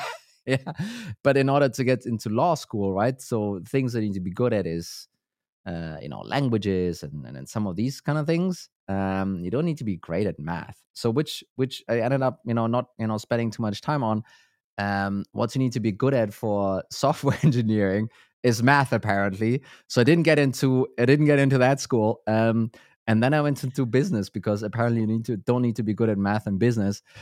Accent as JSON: {"language": "English", "country": "Germany", "moved": "yes", "lives_now": "Denmark", "said": "I'm from Germany, Uh, so I'm not native here to Denmark"}